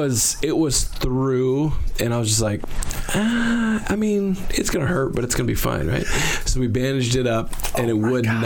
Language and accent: English; England, United Kingdom; I am English, but not that proper English.